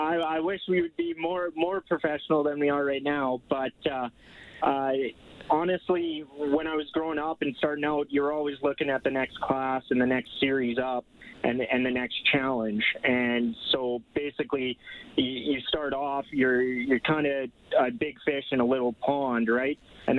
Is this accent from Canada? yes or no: yes; Grand Prairie, Alberta, Canada; Grand Prairie, Alberta.